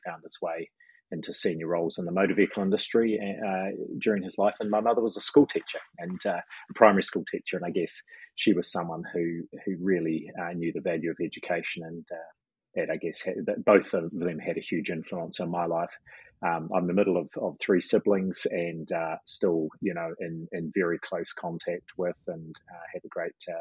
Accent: New Zealand; being a Kiwi

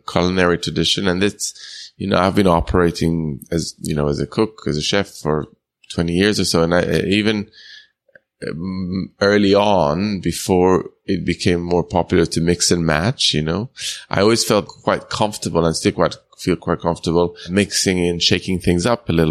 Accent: Jerusalem, Jerusalem District, Israel; I grew up in Israel, but they're from European descent. My dad is Italian. My mom's German

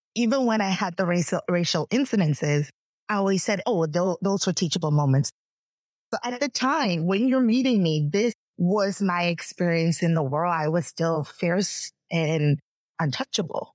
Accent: Bahamas; moved away; I am from the Bahamas. Our country is about 85% Black. So growing up, almost everybody looked just like me

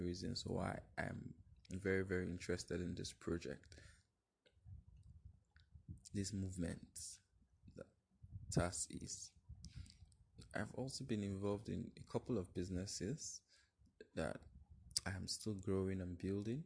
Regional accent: Nigeria; I am from Nigeria

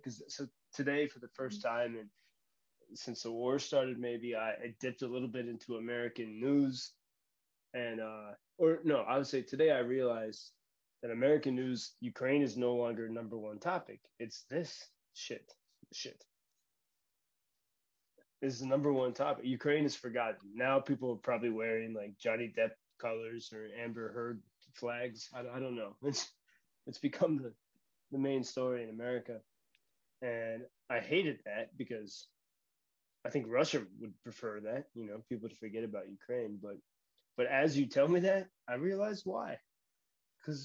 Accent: Ireland; So perhaps as an Irishman, it could be connected.

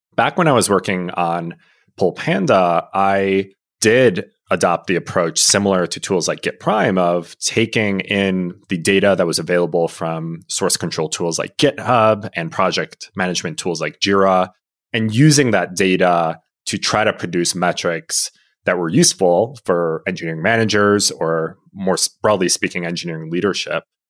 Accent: Illinois, United States; growing up in Illinois, U I U C was the obvious choice

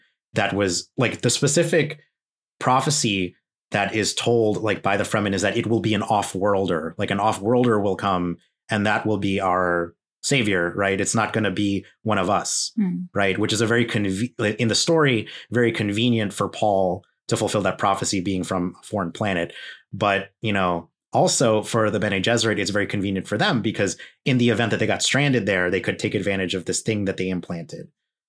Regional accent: Philippines; Because, like, you know, as a Filipino person, I have parents who do that thing where they're Catholic

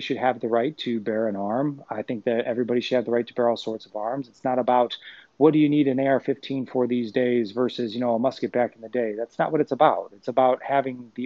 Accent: Chicago, Illinois, United States; I was raised in Chicago

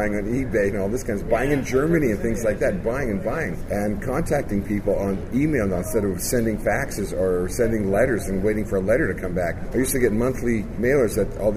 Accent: Winnipeg, Manitoba, Canada; We grew up together in Winnipeg

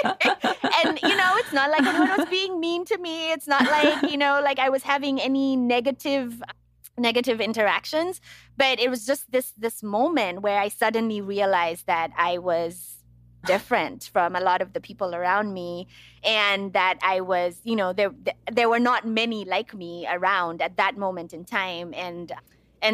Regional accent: Nairobi, Kenya; moved away as an adult; also born or lived in United States; grew up in Nairobi, Kenya, and then I moved to the U.S. in 2001 for college. So all of my formative years was spent in Nairobi.

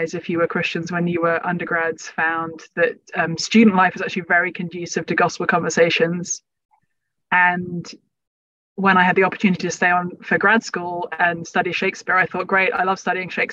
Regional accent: London, United Kingdom; also born or lived in Cambridge; I was growing up in London

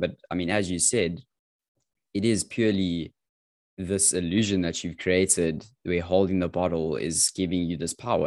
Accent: South Africa; as a teenager growing up in South Africa

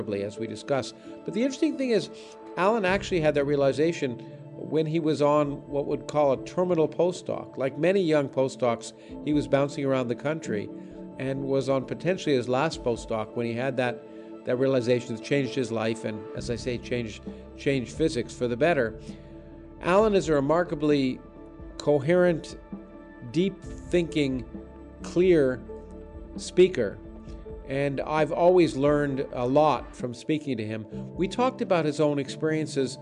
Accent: New York, United States; I was born in New York

